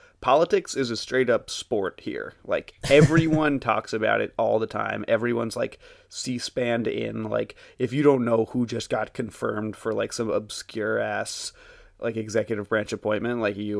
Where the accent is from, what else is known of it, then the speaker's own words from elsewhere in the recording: New York City, New York, United States; It was rough growing up in Brooklyn.